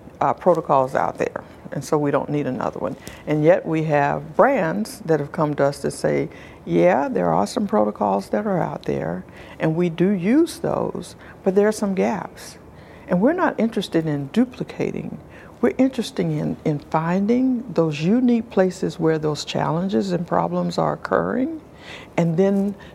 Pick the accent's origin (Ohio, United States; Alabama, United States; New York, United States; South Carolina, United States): South Carolina, United States; I'm from South Carolina. I grew up in the South. Well, I grew up around the country, but mostly in the South.